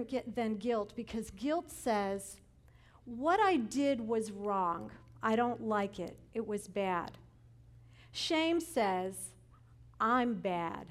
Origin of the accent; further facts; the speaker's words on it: Chicago, Illinois, United States; I'm from Chicago